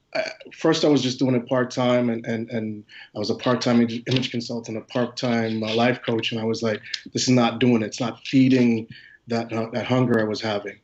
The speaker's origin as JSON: {"language": "English", "town": "Philadelphia", "region": "Pennsylvania", "country": "United States", "said": "I'm actually from Philadelphia"}